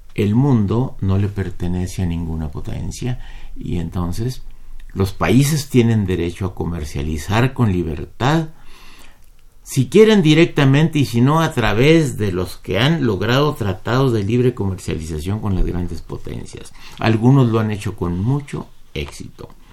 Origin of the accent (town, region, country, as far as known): Mexico